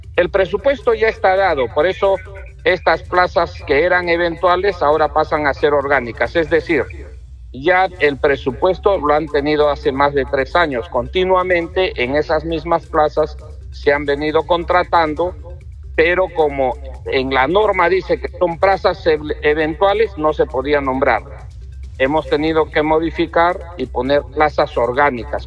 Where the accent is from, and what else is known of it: Peru